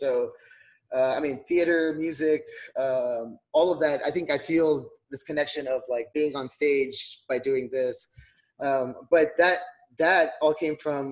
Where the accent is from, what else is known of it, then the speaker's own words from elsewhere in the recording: Donna, Texas, United States; I grew up in Donna, Texas, which is what they call the heart of the valley